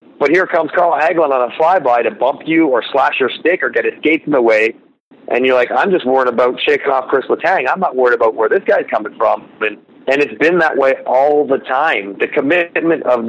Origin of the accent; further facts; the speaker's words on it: Toronto, Ontario, Canada; I'm from Toronto. I live there.